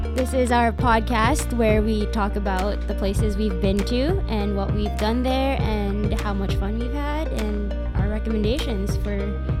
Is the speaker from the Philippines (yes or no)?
yes; Philippines; moved away; I was born in the Philippines